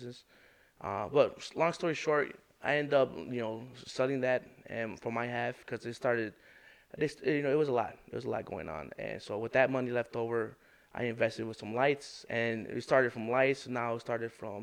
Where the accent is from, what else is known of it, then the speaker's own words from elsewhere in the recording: Chicago, Illinois, United States; I grew up in Brighton Park